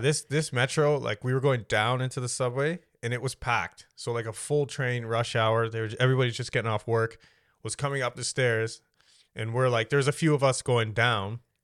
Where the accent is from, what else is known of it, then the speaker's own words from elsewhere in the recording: Canada; I've never felt like this is just where I belong 'cause I was born here.